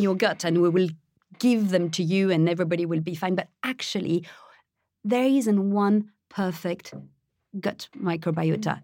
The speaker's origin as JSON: {"language": "English", "town": "Paris", "region": "Île-de-France", "country": "France", "tie": "born or raised there", "moved": "yes", "said": "I was born in France, I was raised in Paris"}